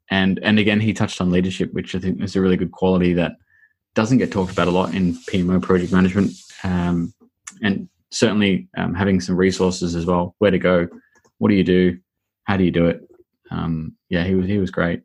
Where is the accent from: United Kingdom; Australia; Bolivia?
Australia; moved away; I'm Australian. I don't even know how words come out of my mouth, mate.